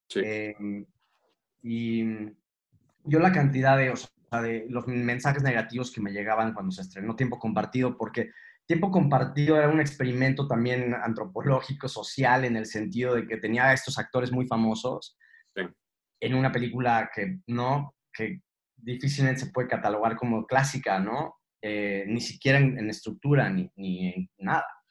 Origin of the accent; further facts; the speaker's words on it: Mexico; cuando me preguntan que de dónde soy y digo que soy mexicano